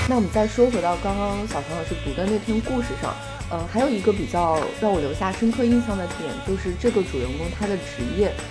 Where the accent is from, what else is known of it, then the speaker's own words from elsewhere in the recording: southern China, China; 即便我是一个南方人